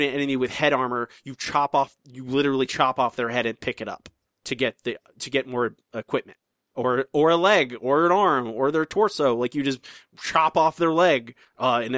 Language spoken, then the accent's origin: English; Florida, United States; my home state